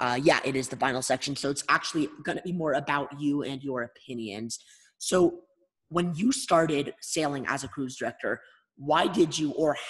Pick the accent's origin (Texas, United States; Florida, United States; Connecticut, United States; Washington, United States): Texas, United States; Houston; We're actually both from Houston